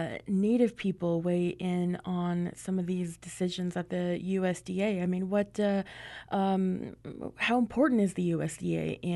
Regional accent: Navajo Nation, United States; I'm your host and producer … I'm from the Navajo Nation.

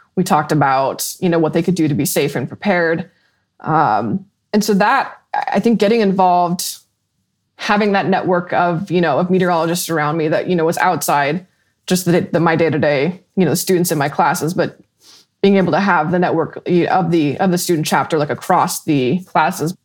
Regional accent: Colorado, United States; I grew up in Colorado and most of the storms came over the mountains

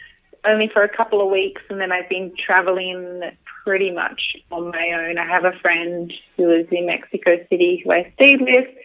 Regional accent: Sydney, New South Wales, Australia; moved away as an adult; also born or lived in New York; I'm from Sydney. I grew up there, and then I lived in New York for the past 2.5 years

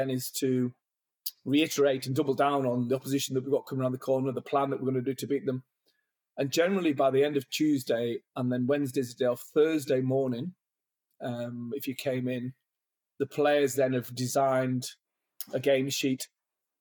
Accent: England, United Kingdom; moved away as an adult; also born or lived in Ireland; I came from England

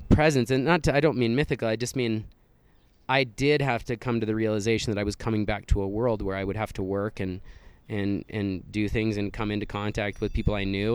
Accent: Wyoming, United States; I grew up in Wyoming, very close to the Black Hills

